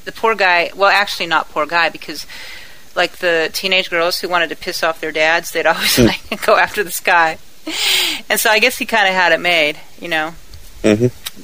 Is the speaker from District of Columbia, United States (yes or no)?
no; El Toro, California, United States; where I was at, El Toro, oh, my God, that was, like, rich.